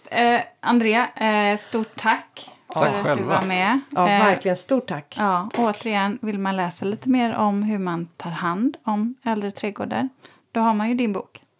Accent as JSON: {"language": "Swedish", "town": "Stockholm", "region": "Stockholm County", "country": "Sweden", "tie": "born or raised there", "said": "Alla ni andra som inte är infödda stockholmare fattar precis vad jag"}